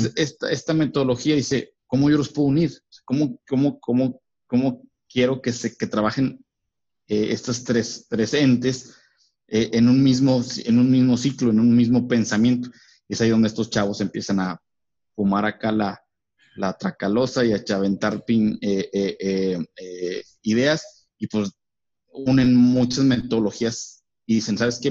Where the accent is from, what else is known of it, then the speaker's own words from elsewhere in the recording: Mexico; como mexicanos.